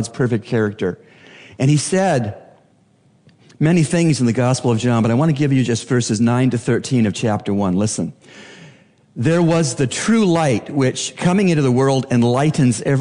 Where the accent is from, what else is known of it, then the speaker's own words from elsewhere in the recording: Canada; now in Bahamas; As a Canadian, I became acquainted with the British heritage as found in Canada